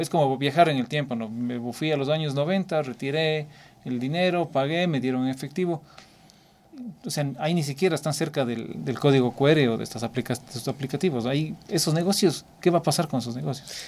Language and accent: Spanish; Cuenca, Azuay, Ecuador; Yo soy de Cuenca, en el sur del país